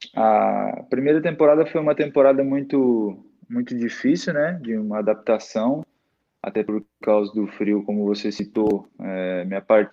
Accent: Itajaí, Santa Catarina, Brazil; also born or lived in Santo Antônio da Platina, Paraná; Eu sou natural de lá, mas desde, o, desde, desde que eu nasci, depois, eu só, só nasci lá mesmo, depois eu fui para Santa Catarina, né? Itajaí, é onde eu moro atualmente

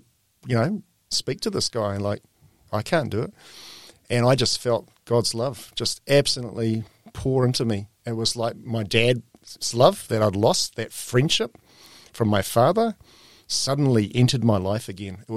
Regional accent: New Zealand; moved away as an adult; also born or lived in Greece / Turkey / Papua New Guinea / Australia

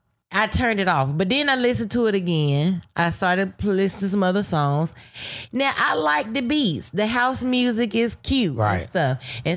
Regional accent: United States; this is me as a black woman born mm-mm-mm. in America, an American citizen. Okay. Yes. I am American. My right. nationality, I'm from America.

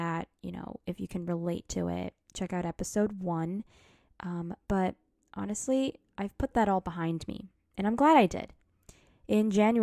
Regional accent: United States; I am Asian American

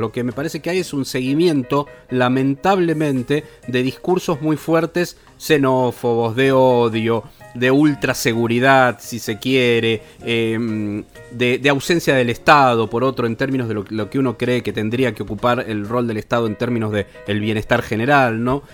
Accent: Argentina; nosotros como argentinos

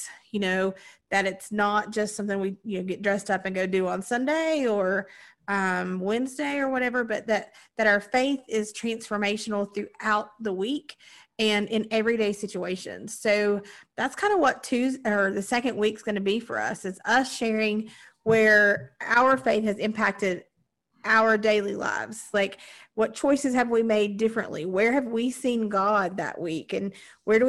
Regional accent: Southern Appalachia, United States; we're all Appalachian, Southern Appalachian folks

